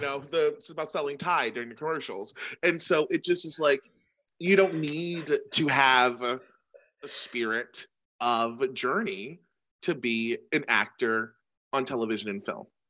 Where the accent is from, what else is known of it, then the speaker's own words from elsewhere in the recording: United States; We're American.